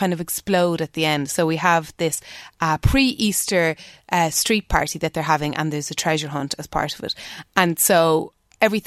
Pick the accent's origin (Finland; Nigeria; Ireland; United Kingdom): Ireland; Dublin, Leinster; the road I grew up on in Dublin